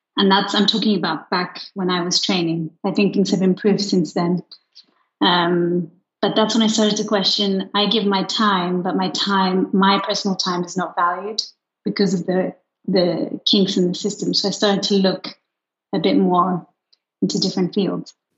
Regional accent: Luxembourg; moved away as an adult; I grew up in Luxembourg

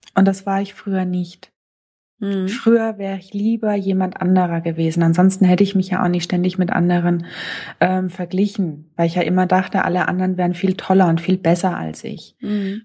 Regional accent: Lower Franconia, Bavaria, Germany; accent: Lower Franconian; ich komme gebürtig aus Unafranke

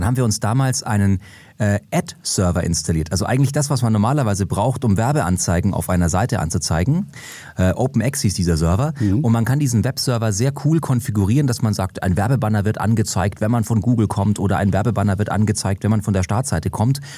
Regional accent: Munich, Bavaria, Germany; bin als gebürtiger Münchner

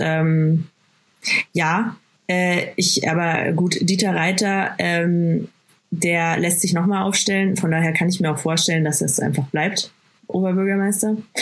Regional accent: Bad Aibling, Bavaria, Germany; first language German; Ich bin geboren und aufgewachsen in Bad Aibling

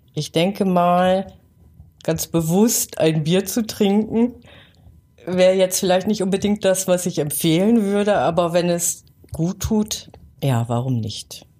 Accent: Northern Germany, Germany; now in Gärtringen, Germany; Ich bin ja Norddeutsche, ich bin mit schwarzem Tee groß geworden

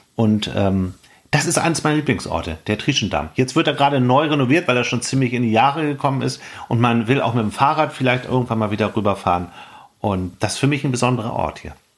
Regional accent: Hamburg, Germany; also born or lived in Lüneburg Heath; dass wir als Hamburger so eine Liebe zum Dorfleben und zum Landleben entwickelt haben.

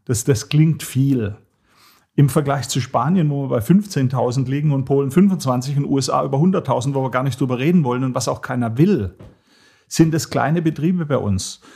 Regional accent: Hohenlohe, Baden-Württemberg, Germany; Ich komme aus Nordwürttemberg, Hohenlohe

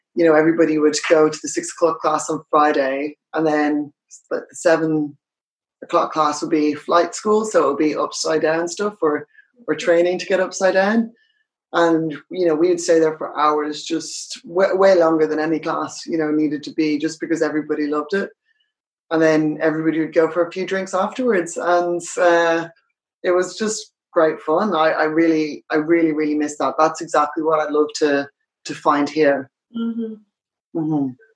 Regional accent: Ireland; moved away as an adult; also born or lived in United Kingdom / United States; I'm Irish. I, I live in Dublin.

